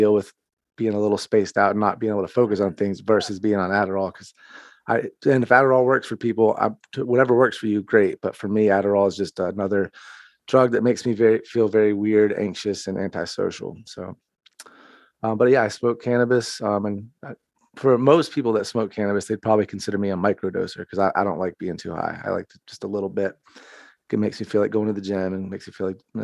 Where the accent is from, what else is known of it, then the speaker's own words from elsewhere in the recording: North Carolina, United States; now in Fort Myers, United States; I'm from North Carolina originally